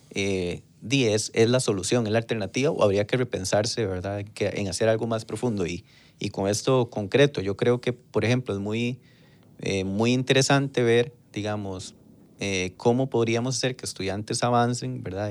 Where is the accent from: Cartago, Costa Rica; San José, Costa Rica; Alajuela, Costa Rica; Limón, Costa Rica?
San José, Costa Rica; San Isidro de El General; Soy de Pérez, de Pérez Celedón, nací en año 1991, en, ahí en el centro de Pérez Celedón